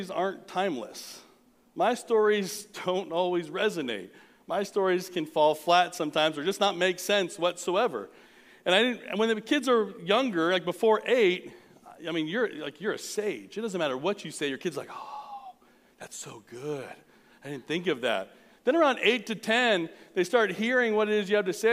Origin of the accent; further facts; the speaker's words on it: Southern California, United States; now in North Texas, United States; I'm from Southern California, weren't a lot of barns